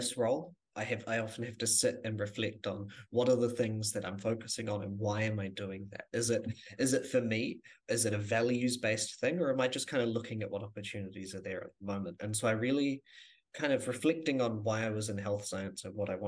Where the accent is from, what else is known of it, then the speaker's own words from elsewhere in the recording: Rangiora, Canterbury, New Zealand; moved away as an adult; also born or lived in Christchurch; now in Dunedin, New Zealand; Born and raised in Christchurch, moved out to Rangiora, just north of Christchurch, when I was 9